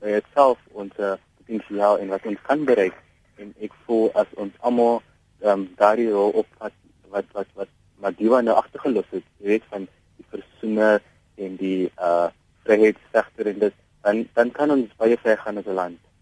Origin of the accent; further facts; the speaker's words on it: South Africa; also born or lived in Mitchells Plain; as 'n jong Suid-Afrikaner, as 'n baie dankbare Suid-Afrikaner